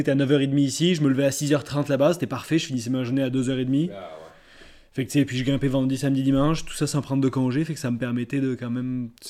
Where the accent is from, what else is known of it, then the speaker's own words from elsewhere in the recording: south of France, France; now in Canada; je viens du sud de la France. Ouais. Puis ça fait à peu près 6 ans, euh, quelque chose comme ça, 6-7 ans que j'habite, euh, que je suis au Québec.